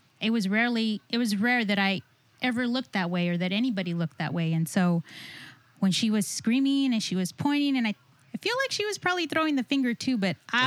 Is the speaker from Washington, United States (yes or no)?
no; South Texas, United States; I'm from South Texas, and I'm Ray's cousin